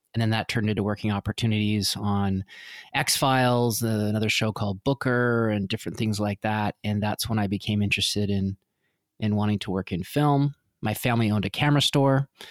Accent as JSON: {"language": "English", "town": "Vancouver", "region": "British Columbia", "country": "Canada", "tie": "born or raised there", "said": "I grew up in Vancouver"}